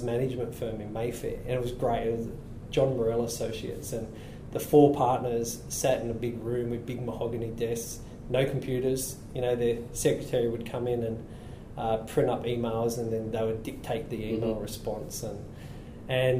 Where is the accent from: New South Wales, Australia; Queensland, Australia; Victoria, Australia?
New South Wales, Australia; Blacktown; I grew up in Blacktown in Western Sydney